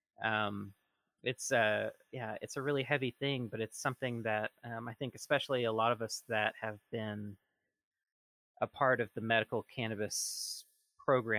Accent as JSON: {"language": "English", "region": "Southeast", "country": "United States", "tie": "born or raised there", "moved": "yes", "said": "I'm originally from the Southeast"}